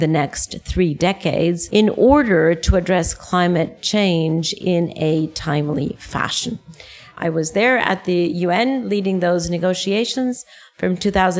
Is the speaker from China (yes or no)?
no; Costa Rica; moved away; I am in my home country, Costa Rica, where I haven't lived in over 40 years